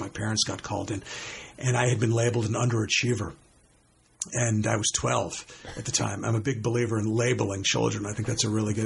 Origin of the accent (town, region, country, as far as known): suburbs along the Bronx River, New York, United States; born or raised there